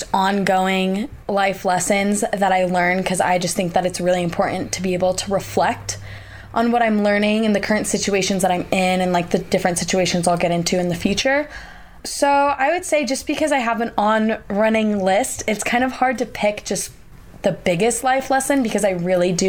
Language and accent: English; Oregon, United States; moved away as an adult; now in Salt Lake City, United States; I'm from Oregon, and I wanted to go out of state.